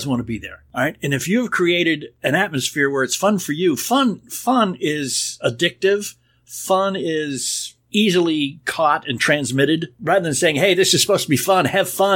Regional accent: New England, United States; moved away; when I was a kid growing up in New England

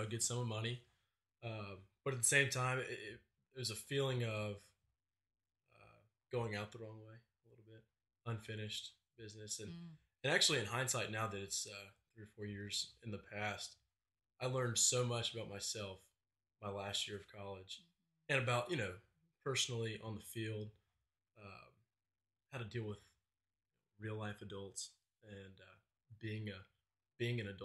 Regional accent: Houston, Texas, United States; I'm from Houston, and so baseball, football are big, and from an early age, guys are thinking about where they want to go

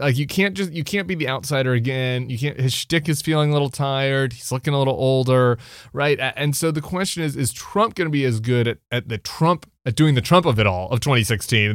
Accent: Colorado, United States; I'm from Colorado

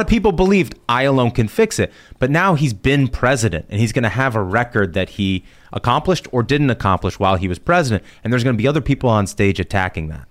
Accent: Indianapolis, Indiana, United States; moved away; I'm from Indianapolis originally

